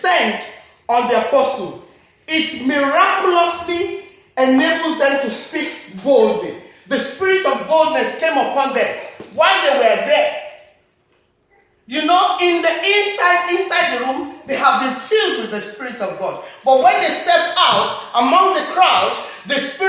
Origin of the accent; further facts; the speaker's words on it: Nigeria; I'm a Nigerian, I've got accent